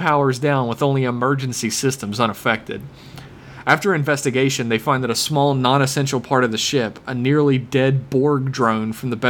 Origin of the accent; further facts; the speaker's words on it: Sweden; Here to represent my home country of Sweden in your growing global fan base.